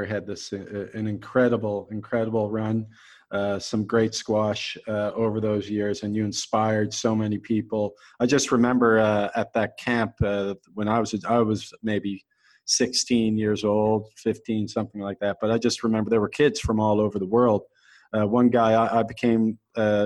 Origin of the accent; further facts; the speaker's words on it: Halifax, Nova Scotia, Canada; my hometown of Halifax